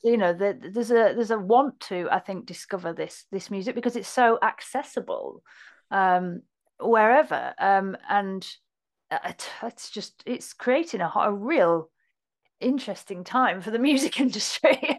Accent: Hull, Yorkshire and the Humber, United Kingdom; Hull, basically. Kingston up on Hull, um, which is in Yorkshire.

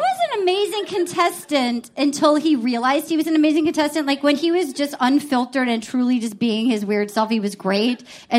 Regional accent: Rhode Island, United States; I'm also really from Rhode Island

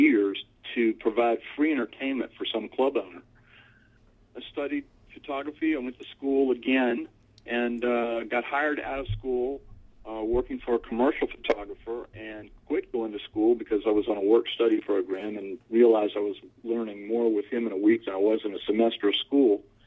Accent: Norfolk, Virginia, United States; I grew up in Norfolk, Virginia. I'm a fourth-generation Norfolkian

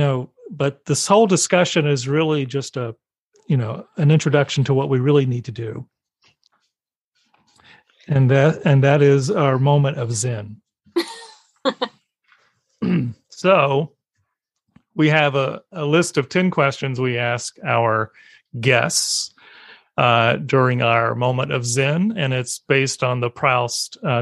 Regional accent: the South, United States; I grew up in the South

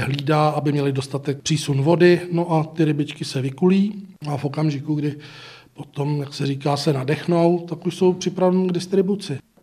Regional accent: Písek, South Bohemian Region, Czechia; jsem z Písku

